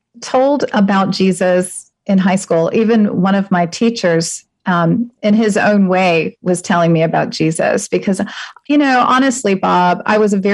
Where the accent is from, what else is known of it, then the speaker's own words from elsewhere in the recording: Halifax, Nova Scotia, Canada; I grew up in Halifax, Nova Scotia.